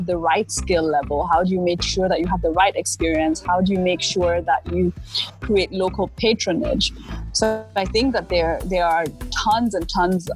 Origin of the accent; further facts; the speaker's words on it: Lagos, Nigeria; also born or lived in Germany; I grew up in Lagos. I didn't grow up in the East.